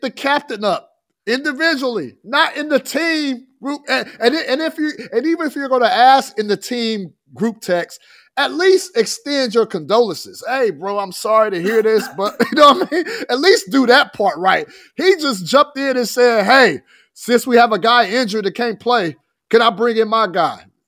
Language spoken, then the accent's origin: English; Fresno, California, United States; now in Sacramento, United States; We grew up together in Fresno.